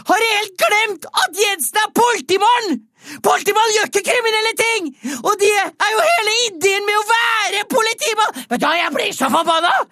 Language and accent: Norwegian; Østfold, Norway; Dette handler jo bare om hosj du, jeg er fra Østfold, og hadde alle som er involvert i å ta inn hasj, vært i en årelang rettssak, så hadde jo faen ikke vært folk igjen i Østfold!